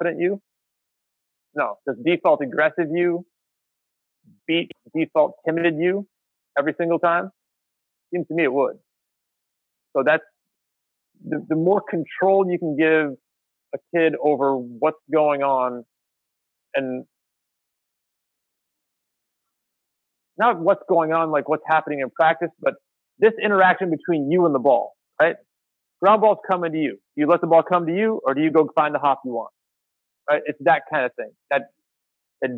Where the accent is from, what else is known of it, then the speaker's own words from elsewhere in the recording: United States; We're American